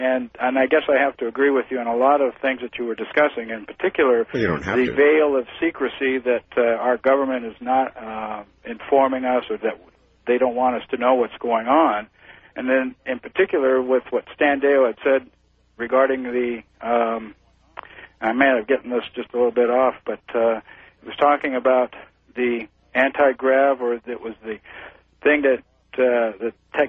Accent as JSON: {"language": "English", "region": "California", "country": "United States", "lives_now": "Alaska, United States", "said": "I'm somewhat transplanted from California, and I've been up here about 15 years now."}